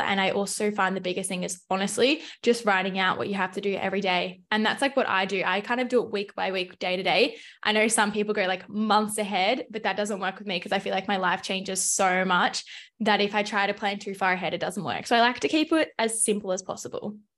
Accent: Melbourne, Victoria, Australia; moved away as an adult; also born or lived in Adelaide; I grew up in Melbourne, Australia, so I pretty much have lived there my whole life

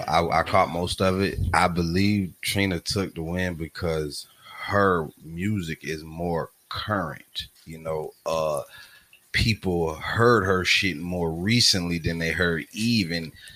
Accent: Jacksonville, Florida, United States; I'm from Jacksonville, y'all.

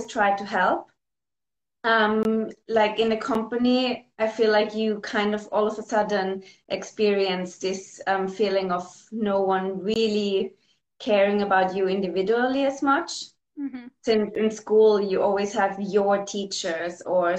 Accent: Vienna, Austria; moved away as an adult; now in London, United Kingdom; In Vienna. I grew up in Vienna. I'm Austrian.

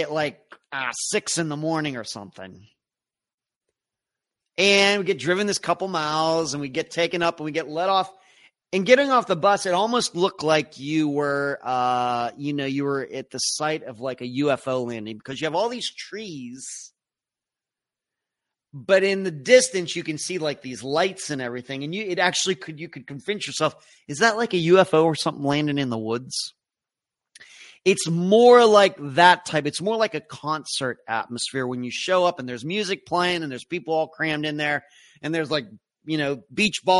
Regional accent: Leechburg, Pennsylvania, United States; I grew up in Leechburg, Pennsylvania

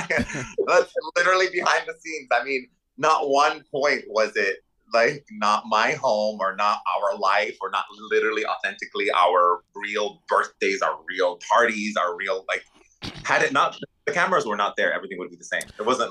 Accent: Dubai, United Arab Emirates; born there; I was born in Dubai in the Middle East, in the desert.

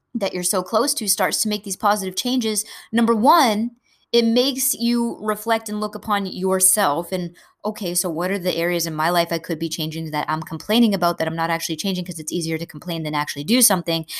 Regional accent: New England, United States; I'm from New England, we eat a lot of crabs up here

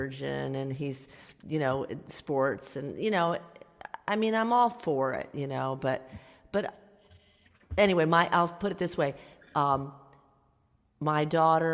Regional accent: Dallas, Texas, United States; I'm from Dallas, Texas, so I grew up with the Cowboys

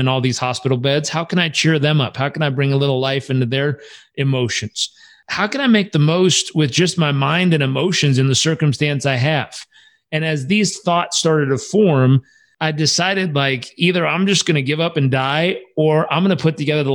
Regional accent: Southern California, United States; also born or lived in San Diego / Uganda; I grew up in Southern California

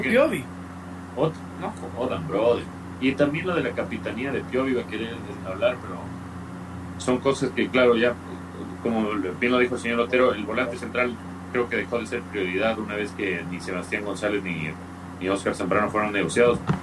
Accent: Ecuador

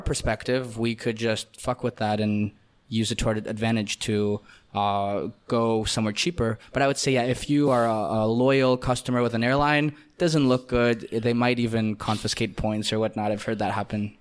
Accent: Canada; first language Russian; English is a second language; moved away; also born or lived in Israel; Born in Israel, raised in Canada

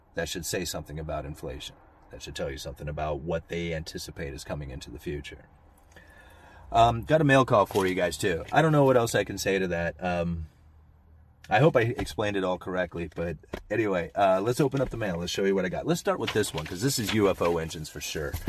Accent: Astoria, United States; this is my hometown. I grew up here. This is where I have always lived

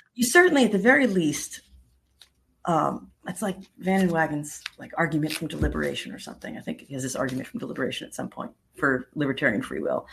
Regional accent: New York, United States; now in Florida, United States; I grew up in New York

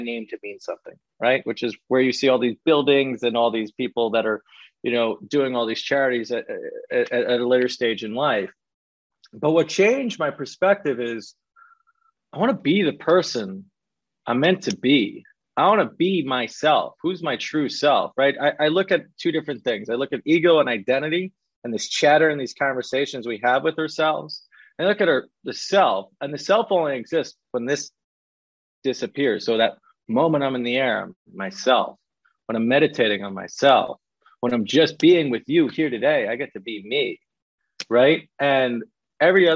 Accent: New York, United States; accent: New York; I could talk with a New York accent because I'm from New York

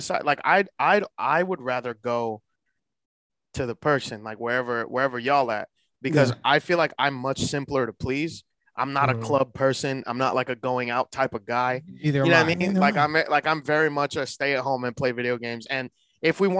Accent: New York City, New York, United States; I'm from the Bronx

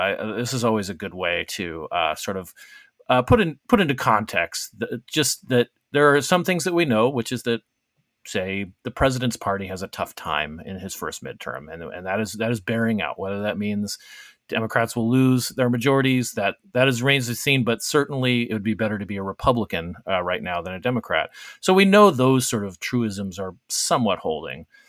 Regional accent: Arizona, United States; my home state of Arizona

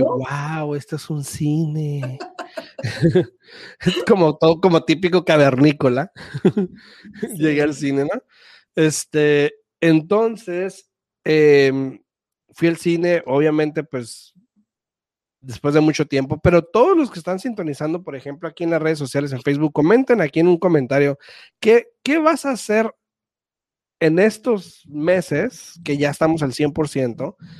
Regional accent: Imperial Valley, California, United States; soy de, del Valle Imperial, para los que conocen es frontera con Mexicali y Caléxico

